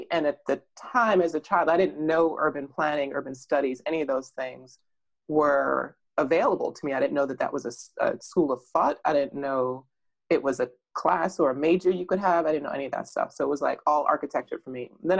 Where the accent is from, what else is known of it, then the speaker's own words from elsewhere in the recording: Jamaica; born there; Partly because, I mean, as I said, I was born in Jamaica.